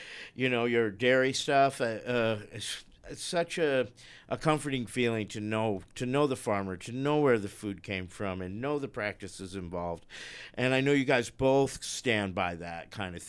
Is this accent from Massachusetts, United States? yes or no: no; New York, United States; accent: New York; my accent from New York